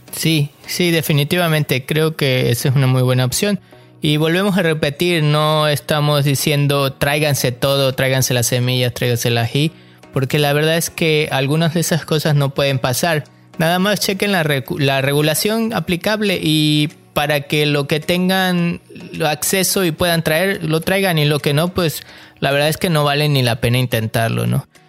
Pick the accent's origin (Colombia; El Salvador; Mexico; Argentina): Mexico; now in Canada; como mexicano